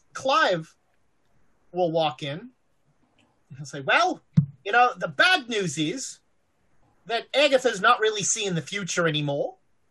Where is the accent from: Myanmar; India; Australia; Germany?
Australia